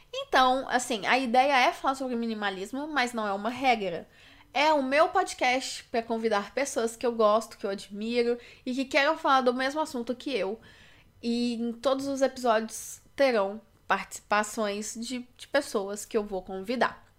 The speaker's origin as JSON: {"language": "Portuguese", "town": "Belo Horizonte", "region": "Minas Gerais", "country": "Brazil", "said": "eu sou de Minas Gerais, Belo Horizonte"}